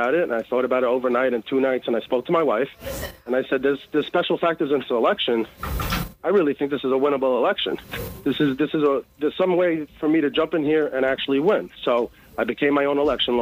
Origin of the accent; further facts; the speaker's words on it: New York City, New York, United States; also born or lived in Maryland; I'm from Brooklyn, Brooklyn born and raised